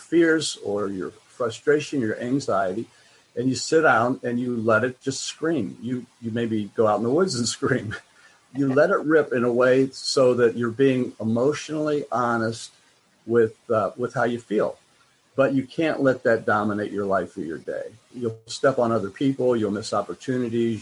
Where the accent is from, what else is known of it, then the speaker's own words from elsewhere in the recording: United States; I'm American